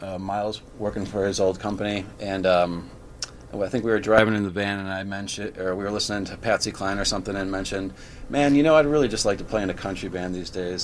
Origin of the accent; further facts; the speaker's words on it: Woodstock, Illinois, United States; moved away as an adult; now in Chicago, United States; I'm from Woodstock, Illinois. Moved to Chicago right after high school.